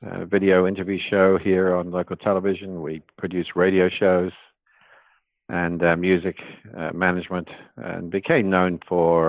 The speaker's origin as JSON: {"language": "English", "region": "England", "country": "United Kingdom", "tie": "born or raised there", "also_born_or_lived": "New Zealand / London", "moved": "yes"}